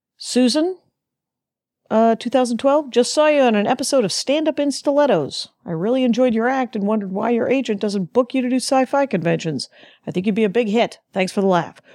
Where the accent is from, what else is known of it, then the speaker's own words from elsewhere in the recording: Minneapolis, Minnesota, United States; When I was in junior high school, living in South Minneapolis